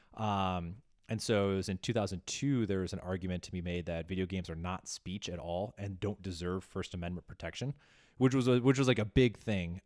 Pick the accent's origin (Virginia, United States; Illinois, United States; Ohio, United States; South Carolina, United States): Illinois, United States; Chicago; my hometown of Chicago.